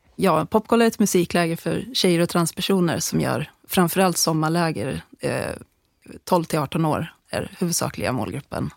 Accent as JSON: {"language": "Swedish", "country": "Sweden", "tie": "born or raised there", "said": "när jag växte upp i Bålinge för många, många år sedan"}